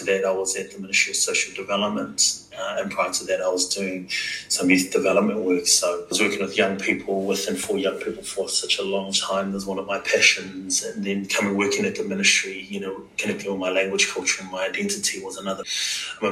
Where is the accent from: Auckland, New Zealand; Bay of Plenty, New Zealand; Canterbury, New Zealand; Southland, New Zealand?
Auckland, New Zealand; also born or lived in Alofi, Niue; I was born in Niue and I was raised here in Auckland